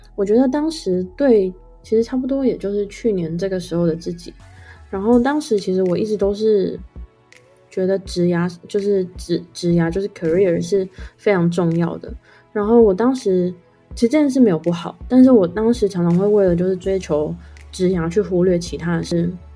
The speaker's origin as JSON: {"language": "Chinese", "town": "Taitung", "region": "Taitung County", "country": "Taiwan", "tie": "born or raised there", "said": "因为我是在台东出生长大，所以其实我很多亲戚都是在台东的"}